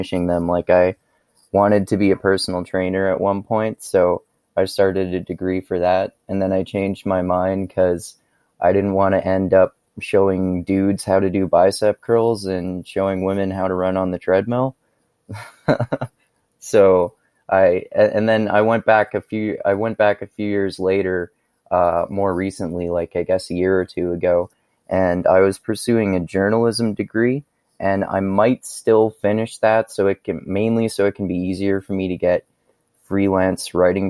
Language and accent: English; Fort McMurray, Alberta, Canada; I am basically from Fort McMurray, Alberta, Canada